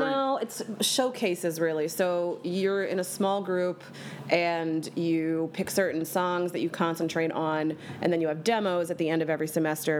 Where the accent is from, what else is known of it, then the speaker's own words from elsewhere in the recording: Bucks County, outside Philadelphia, Pennsylvania, United States; I am from Philadelphia, Pennsylvania, born and raised, actually outside of the city